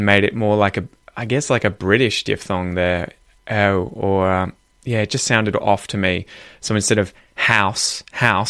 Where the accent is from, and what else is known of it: Australia